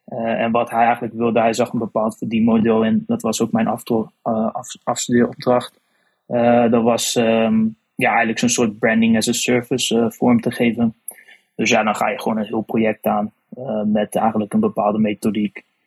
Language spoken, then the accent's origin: Dutch; Otterlo, Gelderland, Netherlands; moved away as an adult; now in Arnhem, Netherlands; Ik kwam zelf uit Otterlo. Momenteel woon ah ik wel in Arnhem dan